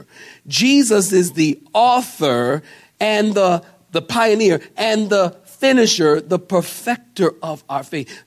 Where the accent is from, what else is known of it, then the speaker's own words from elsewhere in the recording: Philadelphia, Pennsylvania, United States; I'm from Philadelphia.